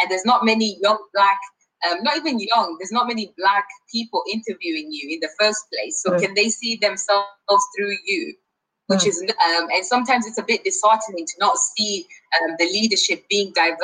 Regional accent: Kenya; also born or lived in Nottingham, United Kingdom; now in United Kingdom; I'm from Kenya

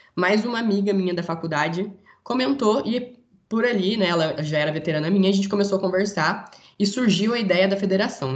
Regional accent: interior of São Paulo, Brazil; moved away as an adult; now in Rio de Janeiro, Brazil; Eu sou do interior de São Paulo, mas faço faculdade no Rio de Janeiro

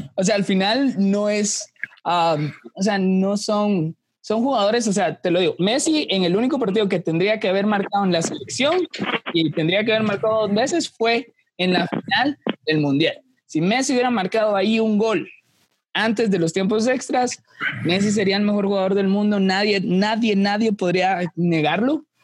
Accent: Guatemala; como guatemaltecos

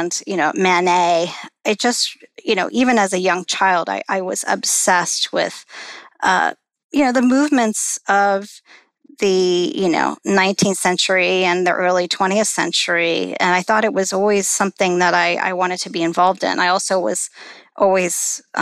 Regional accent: Midwest, United States; also born or lived in Chicago, Illinois / Detroit, Michigan / southeastern Indiana; I was born in Chicago and grew up primarily in southwestern Ohio, southeastern Indiana, and Detroit, Michigan

